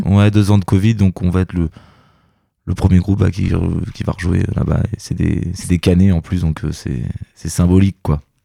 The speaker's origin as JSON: {"language": "French", "region": "Normandy", "country": "France", "said": "on est normand, donc c'est normal que, qu'on revienne un petit peu dans, sur nos terres"}